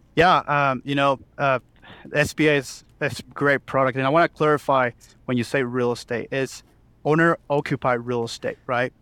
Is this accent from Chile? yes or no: yes; Chile; moved away as an adult; now in Oklahoma City, United States; I was born and raised in Chile